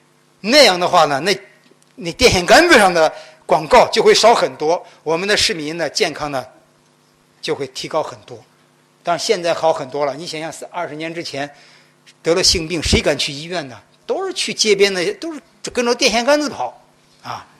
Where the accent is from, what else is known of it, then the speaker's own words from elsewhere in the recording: China; 我们中国人绝中国，我们中国男人绝对不会像广告上写的